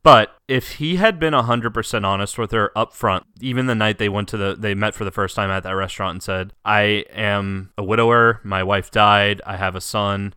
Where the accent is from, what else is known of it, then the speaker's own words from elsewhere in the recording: United States; as an American who doesn't know the language